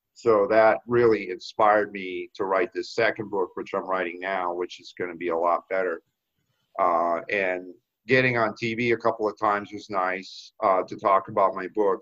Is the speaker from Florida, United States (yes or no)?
yes; South Florida, United States; moved away as an adult; also born or lived in Boston; I grew up in South Florida, went to Florida State